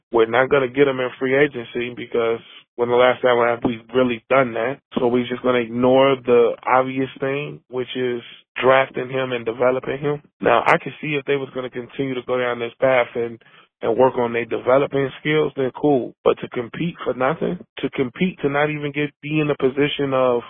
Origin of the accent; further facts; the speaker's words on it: Chicago, Illinois, United States; I grew up in Chicago.